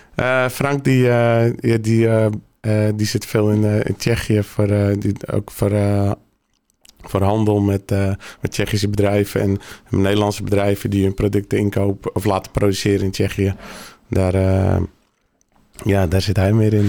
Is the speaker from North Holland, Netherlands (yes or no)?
yes; Langendijk, North Holland, Netherlands; geboren hier in, uh, in Langendijk